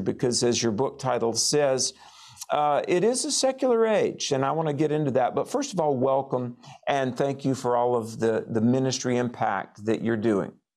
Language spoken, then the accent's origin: English; North Carolina, United States; I was in Western North Carolina in my home state